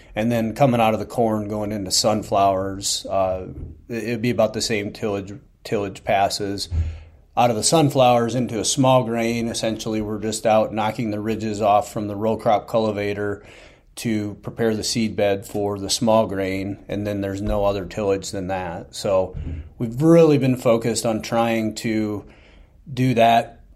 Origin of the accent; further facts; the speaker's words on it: Northeast Iowa, United States; I'm from Northeast Iowa